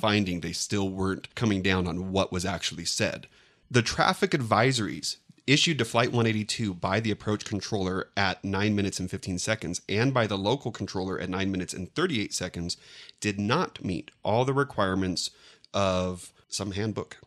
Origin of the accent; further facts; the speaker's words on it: San Diego, California, United States; I grew up in San Diego, actually in the neighborhood of neighborhoods where these crashes happened